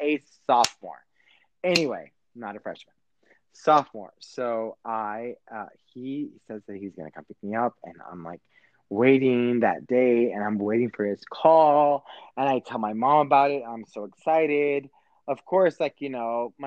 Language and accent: English; Texas, United States; I'm from Texas